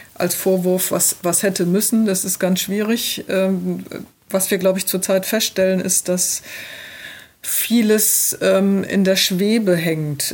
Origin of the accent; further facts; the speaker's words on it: Rhineland-Palatinate, Germany; ich komme hier aus der Region, wir leben hier, wir werden hier auch weiterhin leben